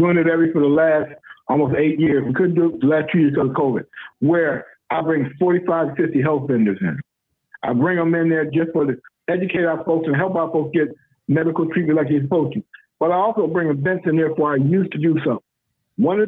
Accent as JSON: {"language": "English", "town": "Lackawanna", "region": "New York", "country": "United States", "tie": "born or raised there", "also_born_or_lived": "South Carolina", "said": "being a city councilman for where I grew up"}